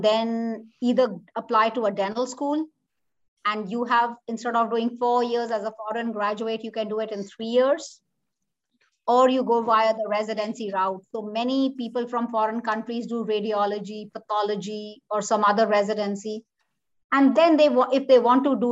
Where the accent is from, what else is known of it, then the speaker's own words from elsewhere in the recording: India; moved away as an adult; now in Omaha, United States; I'm from a army background family, I'm an army brat kid, but because of parental pressure and how it is in India, and I grew up in India